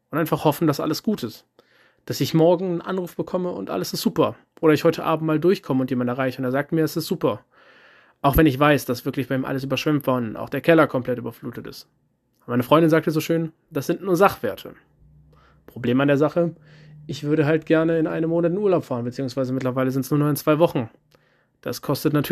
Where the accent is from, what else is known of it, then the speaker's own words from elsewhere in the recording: Eifel, Germany; Und dann habe ich gehört, das aus der Eifel, wo ich herkomme und wo noch meine Familie wohnt, ist deutlich schlimmer getroffen wurde.